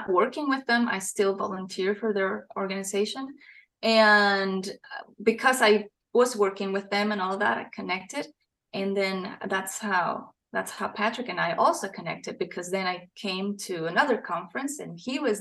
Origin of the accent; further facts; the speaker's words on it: Costa Rica; moved away as an adult; now in Tennessee, United States; I am from Costa Rica.